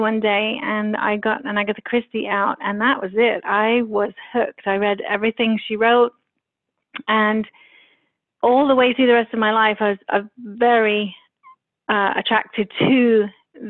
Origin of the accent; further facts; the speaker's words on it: London, United Kingdom; also born or lived in Paris; London obviously being my hometown